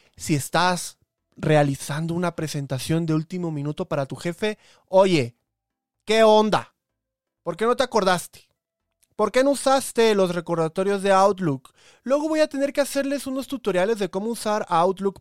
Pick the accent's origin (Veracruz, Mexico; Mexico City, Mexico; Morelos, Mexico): Veracruz, Mexico; Coatzacoalcos; moved away; Salma Hayek es de mi ciudad, es el ejemplo de todo porteño de Coatzacoalcos